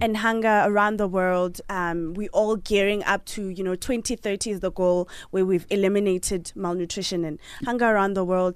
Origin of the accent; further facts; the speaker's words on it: Polokwane, Limpopo, South Africa; moved away; I'm from Polokwane